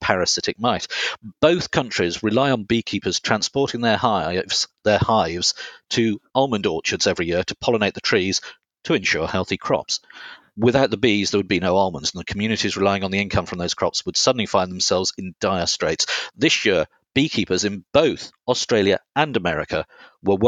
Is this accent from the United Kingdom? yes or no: yes; Herefordshire, West Midlands, United Kingdom; moved away; I grew up on the Welsh border in Herefordshire